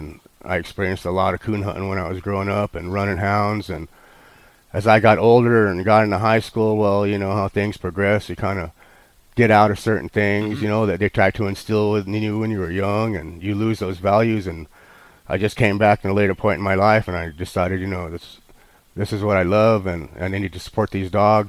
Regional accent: Oklahoma, United States; also born or lived in Texas; I grew up in Oklahoma. I was born in Texas, and we had a ranch in Oklahoma and some property in Texas, and I stayed with my grandparents.

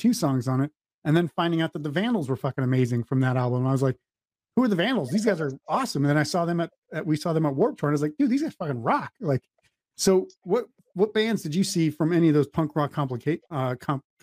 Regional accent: North Dakota, United States; we're from the Midwest

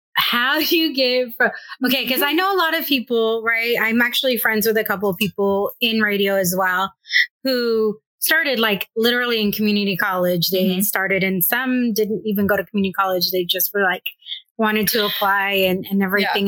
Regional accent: Escondido, California, United States; I'm just in North County, is where I grew up in Escondido

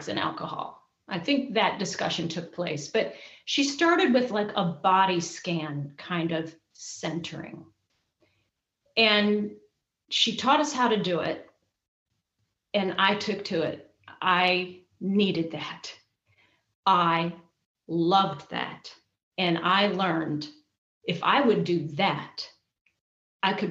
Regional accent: Michigan, United States; moved away as an adult; also born or lived in Indiana; I was in Michigan

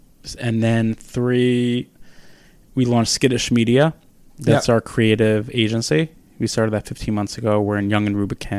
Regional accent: New York City, New York, United States; I grew up right outside of the Village.

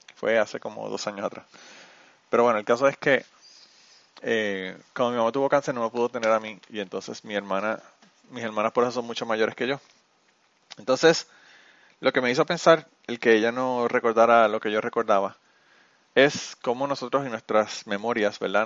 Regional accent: Utuado, Puerto Rico; mi pueblo de Utuado, en Puerto Rico

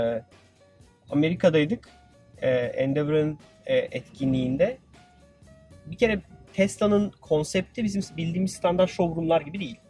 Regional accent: Turkey; Dedim Türkiye'liyim

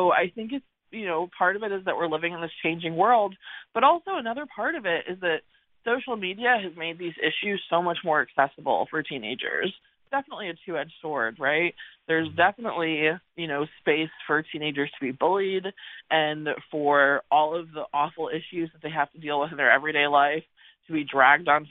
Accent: San Antonio, Texas, United States; also born or lived in Connecticut; I'm originally from Connecticut, but as a child I moved to San Antonio

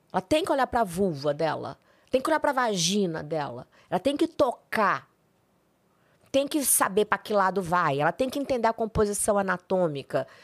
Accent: Brasília, Federal District, Brazil; moved away as an adult; also born or lived in São Paulo; eu vim fazer um curso aqui em São Paulo, porque eu sou de Brasília.

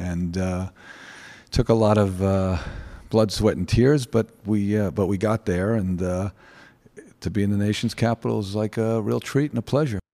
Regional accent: New York, United States; We grew up in New York in the, um, early seventies

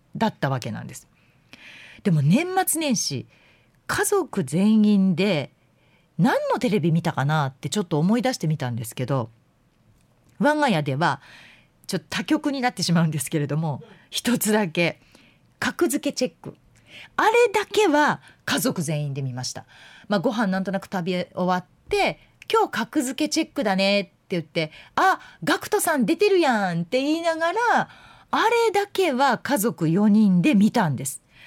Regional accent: Yamanashi, Japan; moved away; 私はもう特に山梨という田舎出身なので

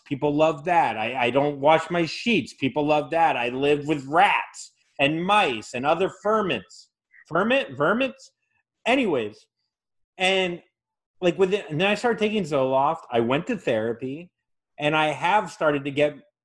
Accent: Florida, United States; I'm from Florida

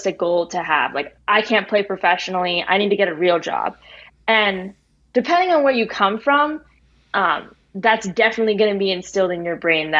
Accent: New Jersey, United States; moved away as an adult; also born or lived in Bloomington, Indiana; now in Los Angeles, United States; where I grew up in New Jersey

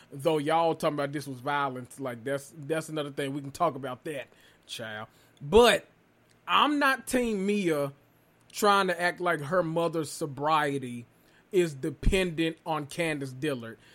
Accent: the South, United States; I'm from the South

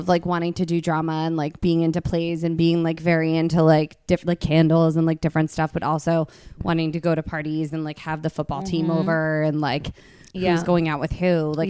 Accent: Princeton, New Jersey, United States; now in Los Angeles, United States; I grew up in Princeton and it was like in the middle of the university square.

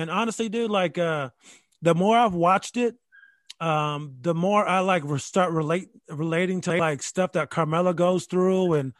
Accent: Rochester, New York, United States; also born or lived in Dayton, Ohio; now in Charlottesville, United States; I'm from Rochester, New York. I went to private Catholic schools my whole life.

